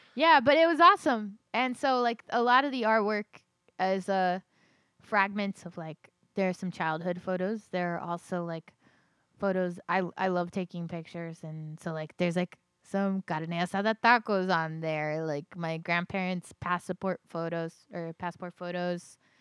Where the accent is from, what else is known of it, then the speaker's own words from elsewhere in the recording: Los Angeles, California, United States; moved away as an adult; now in Virginia, United States; I'm from Los Angeles, but all of my blood is Latina.